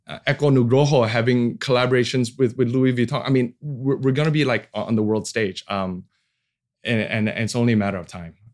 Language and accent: English; Indonesia; English is a second language; also born or lived in United States; Uh, oh, I'm Indonesia. I'm from Indonesia. they like, is that near Bali?